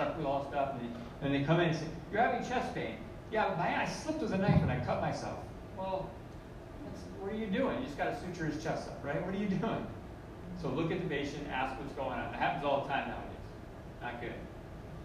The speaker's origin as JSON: {"language": "English", "region": "Connecticut", "country": "United States", "also_born_or_lived": "Fort Lauderdale / Miami", "moved": "as an adult", "said": "I am a guy from Connecticut, right? The town I come from, there's like 3 people who aren't like everybody else"}